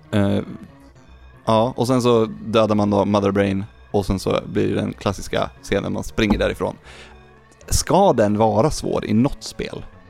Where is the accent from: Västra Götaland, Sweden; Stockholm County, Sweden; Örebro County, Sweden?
Örebro County, Sweden; Lindesberg; jag är från Lindesberg